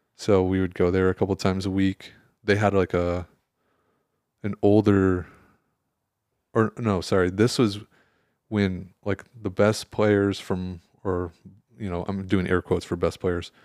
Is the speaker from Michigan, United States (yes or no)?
yes; Michigan, United States; moved away; I grew up in Michigan